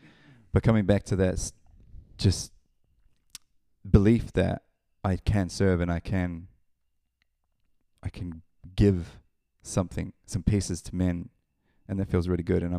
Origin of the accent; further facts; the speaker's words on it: Palmerston North, Manawatū-Whanganui, New Zealand; also born or lived in Auckland; Yeah, Palmerston North, New Zealand, 1984. Moved around a lot in New Zealand growing up, and settled in Auckland for a while, from age of 15 to 24